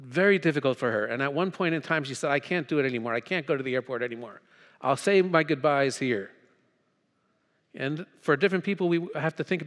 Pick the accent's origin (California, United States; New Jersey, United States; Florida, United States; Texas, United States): New Jersey, United States; moved away as an adult; also born or lived in Thailand / Hong Kong / Hanover, Pennsylvania; I'm from North Jersey